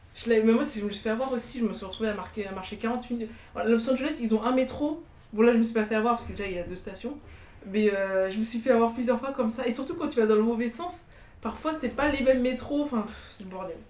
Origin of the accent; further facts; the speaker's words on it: France; on est française